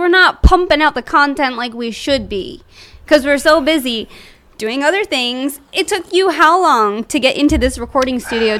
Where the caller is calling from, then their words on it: Gilbertsville, Pennsylvania, United States; Yeah, Gilbertsville, Pennsylvania.